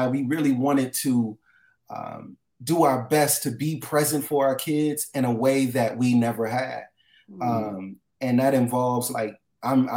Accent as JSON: {"language": "English", "town": "Los Angeles", "region": "California", "country": "United States", "tie": "born or raised there", "said": "I grew up in Los Angeles, California, different areas, West LA, South Central, Watts, all the way to Long Beach"}